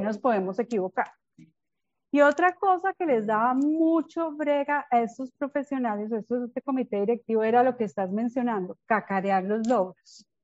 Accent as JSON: {"language": "Spanish", "region": "Bogotá", "country": "Colombia", "accent": "rolo", "moved": "as an adult", "lives_now": "Medellín, Colombia", "said": "soy bogotana de origen, hace cerca de 21 años, aunque no parezca vivo en Medellín."}